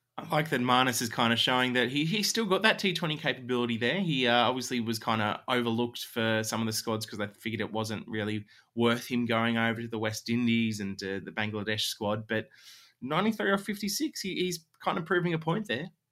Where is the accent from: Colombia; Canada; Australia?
Australia; as an Australian